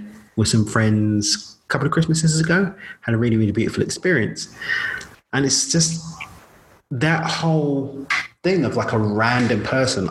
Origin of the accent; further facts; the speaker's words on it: London, United Kingdom; I'm from London